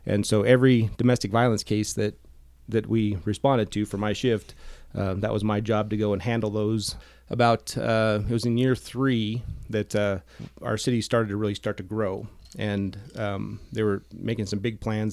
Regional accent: Sheridan, Wyoming, United States; I grew up here in Sheridan. Uh, went to Sheridan High School

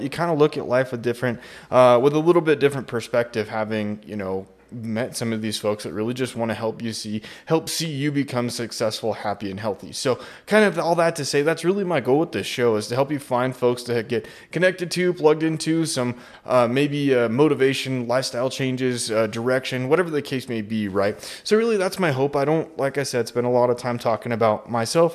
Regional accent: Idaho, United States; I come from Idaho

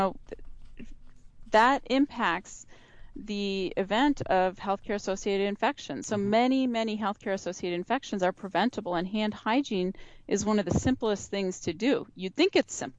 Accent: Michigan, United States; moved away; also born or lived in New York City; I grew up in Michigan, and my father was a mechanical engineer for the auto industry at General Motors

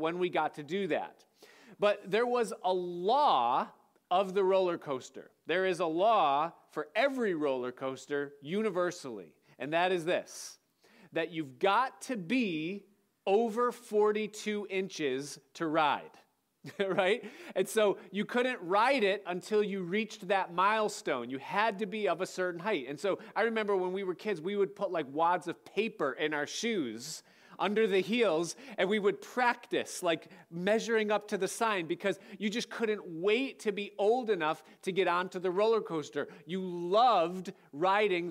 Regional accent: Rochester, New York, United States; Where I grew up outside of Rochester, we lived in a place where we were kind of located

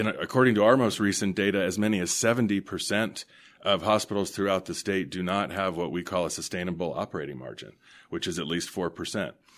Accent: Denver, Colorado, United States; moved away as an adult; also born or lived in Chicago / Washington, D.C. / Vermont; I was born and raised here in Denver

